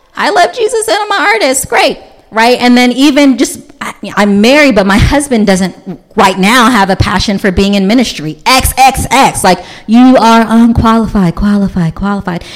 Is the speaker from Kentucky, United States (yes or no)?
yes; Louisville, Kentucky, United States; now in Montgomery County, United States; I grew up in Louisville, Kentucky, which is the Bible Belt